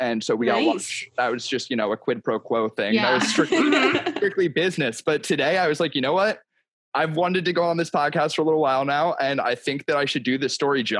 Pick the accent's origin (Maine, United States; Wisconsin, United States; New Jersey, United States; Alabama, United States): New Jersey, United States; Yeah, I'm from South Jersey.